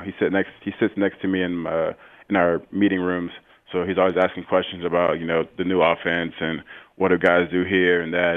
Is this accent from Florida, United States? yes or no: yes; St. Petersburg, Florida, United States; also born or lived in Tampa, Florida; I'm from Saint Petersburg, Florida